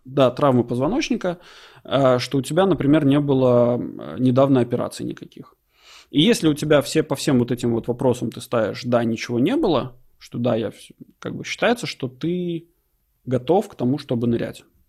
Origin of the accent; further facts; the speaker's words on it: Latvia; moved away; оба мы из Латвии